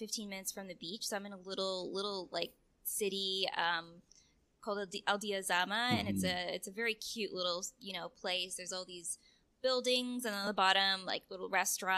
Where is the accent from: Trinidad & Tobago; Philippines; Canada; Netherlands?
Canada; moved away as an adult; also born or lived in California / Romania; now in Mexico; being first generation Canadian. My mother came from Romania